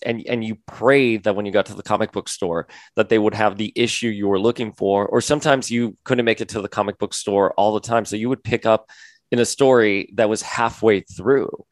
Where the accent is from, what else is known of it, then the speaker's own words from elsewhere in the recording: Florida, United States; moved away; I'm a boy from Florida.